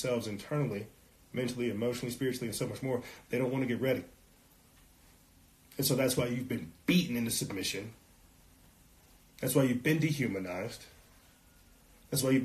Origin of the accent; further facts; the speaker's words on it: South Carolina, United States; now in New Mexico, United States; I'm out here in New Mexico and I come from South Carolina